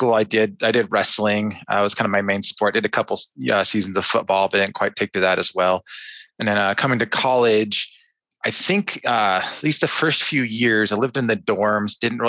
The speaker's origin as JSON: {"language": "English", "town": "Anchorage", "region": "Alaska", "country": "United States", "tie": "born or raised there", "also_born_or_lived": "Fairbanks, Alaska", "said": "I was born in Fairbanks, and then my family moved to Anchorage about a year later. So growing up there"}